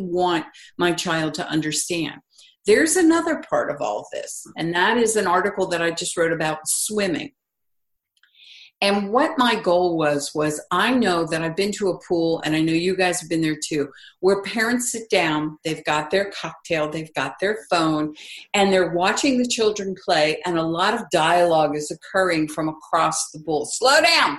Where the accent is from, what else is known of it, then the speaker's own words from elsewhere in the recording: East Coast, United States; I grew up on the East Coast